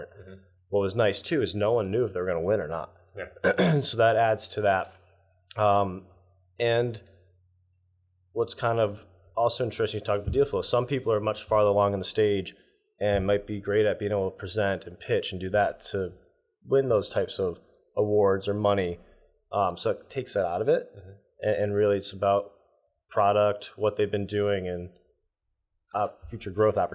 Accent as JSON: {"language": "English", "region": "Northeast", "country": "United States", "tie": "born or raised there", "said": "Growing up in the Northeast, I'd say it's stronger here than especially California."}